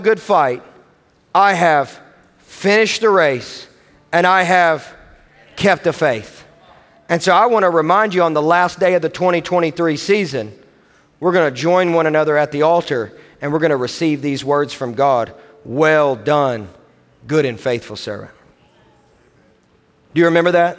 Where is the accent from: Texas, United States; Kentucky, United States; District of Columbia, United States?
Kentucky, United States; Owensboro; I am from Owensboro, Kentucky